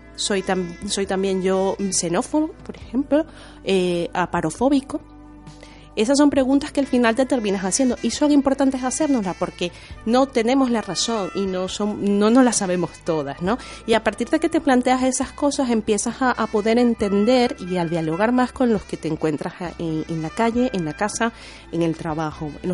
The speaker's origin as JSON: {"language": "Spanish", "country": "Venezuela", "tie": "born or raised there", "moved": "yes", "lives_now": "Spain", "said": "crecí en la cultura eh, venezolana, porque mi madre es venezolana, pero mi padre es italiano"}